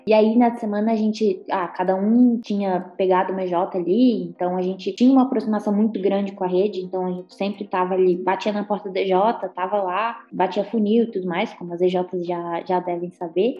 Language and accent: Portuguese; Minas Gerais, Brazil; moved away as an adult; also born or lived in Santa Catarina; now in Florianópolis, Brazil; Eu, por exemplo, sendo mineira